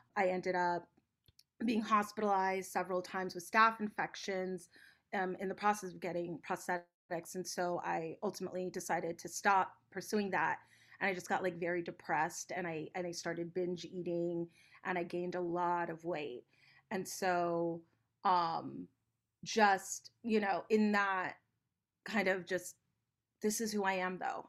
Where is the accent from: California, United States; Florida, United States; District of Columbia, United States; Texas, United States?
California, United States; Los Angeles; I'm born and raised in Los Angeles